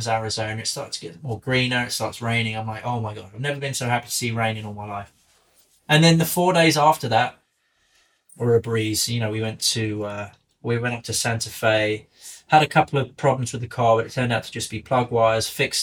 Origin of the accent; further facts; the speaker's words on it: England, United Kingdom; accent: English; I've got an English accent